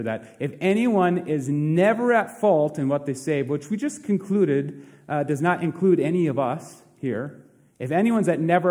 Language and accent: English; Princeton, United States; my hometown of Princeton